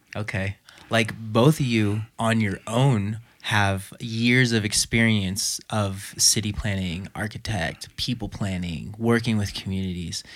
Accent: Los Angeles, California, United States; moved away; I actually grew up in Los Angeles

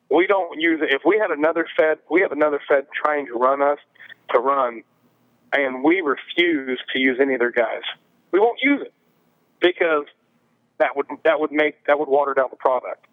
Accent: Appalachia, United States; I'm an Appalachian

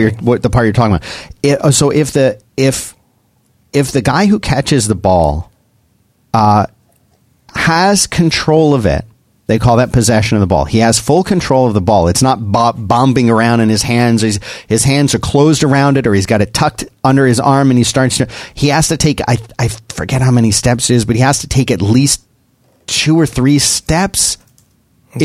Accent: Philadelphia, Pennsylvania, United States; I'm from Philadelphia, born and raised in Philadelphia

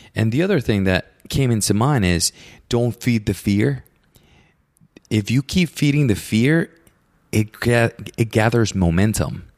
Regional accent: Puerto Rico; I grew up in Puerto Rico, so my neighbors are my uncle

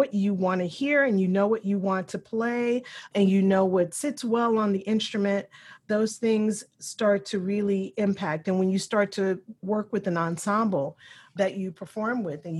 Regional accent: Louisville, Kentucky, United States; I was raised in the West End of Louisville, Kentucky

